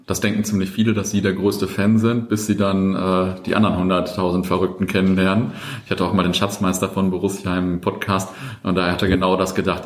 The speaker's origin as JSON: {"language": "German", "town": "Löhne", "region": "North Rhine-Westphalia", "country": "Germany", "tie": "born or raised there", "also_born_or_lived": "Buxtehude", "moved": "as an adult", "lives_now": "Bielefeld, Germany", "said": "aufgewachsen in Löhne äh, im äh, Kreis Herford."}